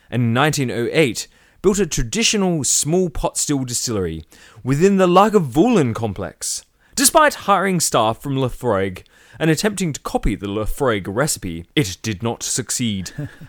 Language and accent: English; Tasmania, Australia; we're from Tassie